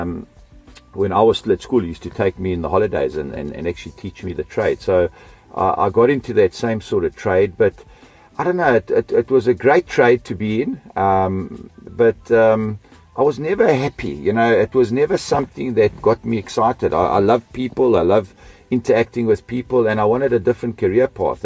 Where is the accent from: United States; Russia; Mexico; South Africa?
South Africa; also born or lived in Austria / Melbourne, Australia; we immigrated from Australia to South Africa in 1970. And I've been here ever since